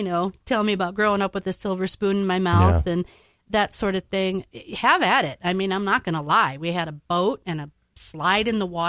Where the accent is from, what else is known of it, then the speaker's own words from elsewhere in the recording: Navarre, Minnesota, United States; I grew up in Navarre, Minnesota.